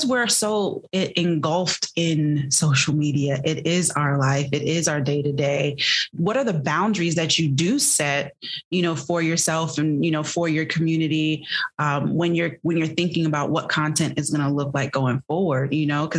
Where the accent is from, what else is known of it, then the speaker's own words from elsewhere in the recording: Jamaica; I'm Jamaican